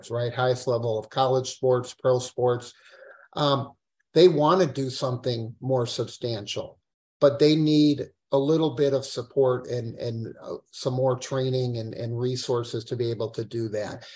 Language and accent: English; Madison, Wisconsin, United States; also born or lived in Israel; I was born in Israel and grew up in Madison